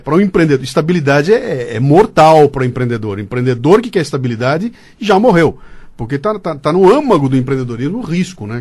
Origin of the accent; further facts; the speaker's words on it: Brazil; como brasileiro